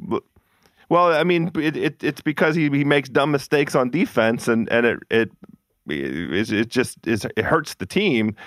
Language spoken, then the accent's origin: English; Washington, District of Columbia, United States; born or raised there